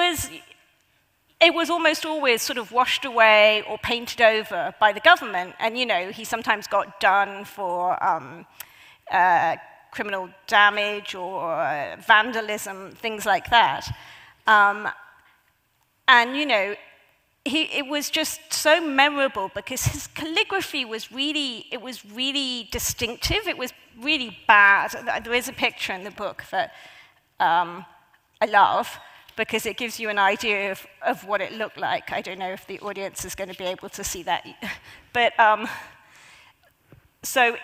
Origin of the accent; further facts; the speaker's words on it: Hong Kong; when I was growing up in Hong Kong, when I was a child